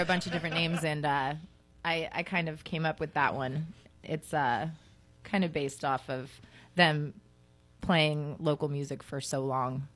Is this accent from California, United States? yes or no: yes; Southern California, United States; I was an angry teenager growing up in Southern California